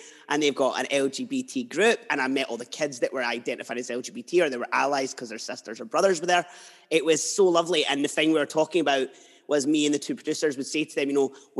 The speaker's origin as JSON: {"language": "English", "town": "Edinburgh", "region": "Scotland", "country": "United Kingdom", "lives_now": "Fife, United Kingdom", "said": "And I'm from Edinburgh like you, but I moved here."}